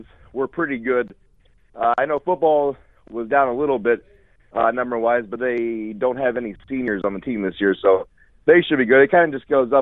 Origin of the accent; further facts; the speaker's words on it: Corn Belt Conference area, central Illinois, United States; I grew up in the Corn Belt Conference